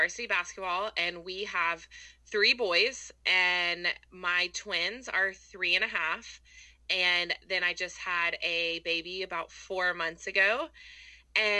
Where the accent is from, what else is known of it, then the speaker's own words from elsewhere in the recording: Houston, Texas, United States; moved away as an adult; now in Auburn, United States; I'm not from here originally. I'm from Houston, Texas